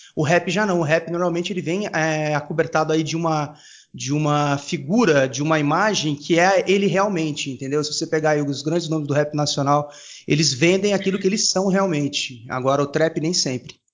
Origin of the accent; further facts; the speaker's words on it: Franca, São Paulo, Brazil; nasci em Franca